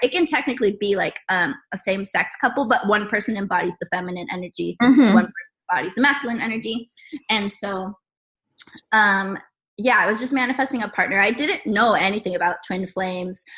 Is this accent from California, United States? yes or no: yes; San Diego, California, United States; moved away as an adult; now in Columbus, United States; I am originally from California. I'm a California girl, and right now I'm currently living in Columbus, Ohio